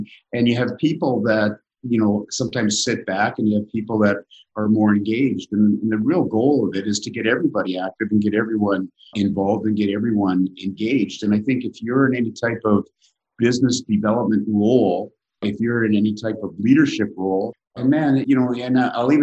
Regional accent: Saskatchewan, Canada; I grew up east of your homestead. So I am originally from Saskatchewan, a bit of a farm boy.

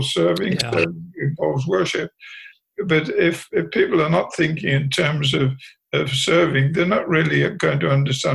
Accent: England, United Kingdom; moved away; When I was growing up in England

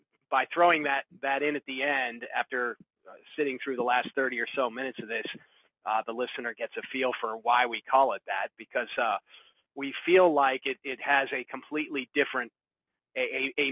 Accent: Pittsburgh, Pennsylvania, United States; I grew up in Pittsburgh

